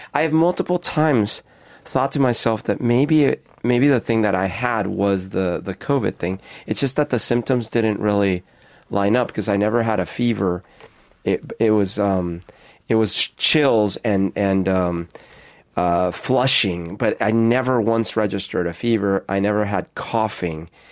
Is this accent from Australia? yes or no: no; Colombia; moved away; that's the kind I grew up with in Colombia.